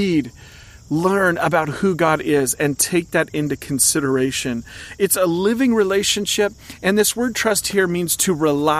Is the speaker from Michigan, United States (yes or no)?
no; Oregon, United States; I grew up in Oregon.